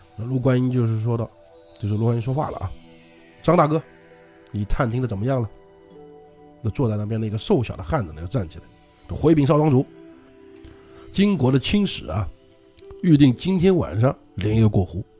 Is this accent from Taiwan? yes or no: no; Jiangnan, China; 我们江南这边